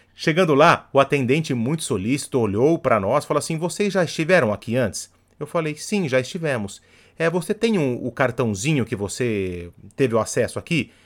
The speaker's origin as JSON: {"language": "Portuguese", "country": "Brazil", "said": "Eu, como bom brasileiro"}